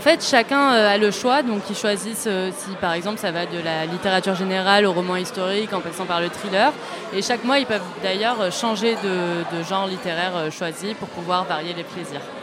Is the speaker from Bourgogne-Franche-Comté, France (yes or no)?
no; Toulouse, Occitania, France; also born or lived in Paris; je suis toulousaine à la base